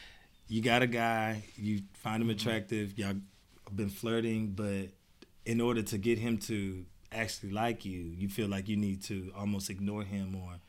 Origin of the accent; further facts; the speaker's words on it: Houston, Texas, United States; moved away; My family doesn't live here. I'm from Houston